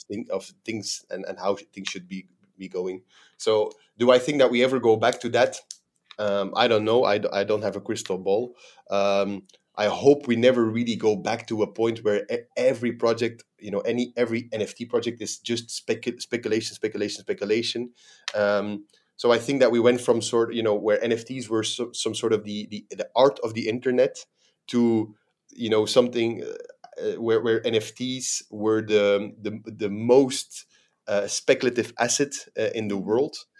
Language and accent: English; Belgium; moved away as an adult; now in Dubai, United Arab Emirates; I'm a, a, a Belgian national, born and raised in Belgium.